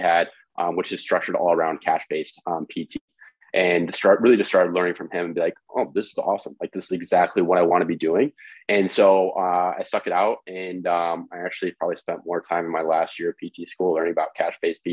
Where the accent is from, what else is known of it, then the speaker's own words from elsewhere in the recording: Independence, Iowa, United States; I grew up in Independence, Iowa, Midwest.